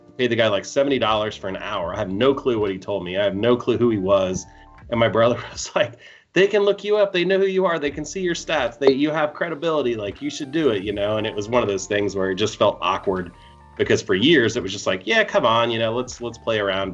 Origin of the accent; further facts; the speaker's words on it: Columbus, United States; it's my hometown and growing up watching the Columbus Open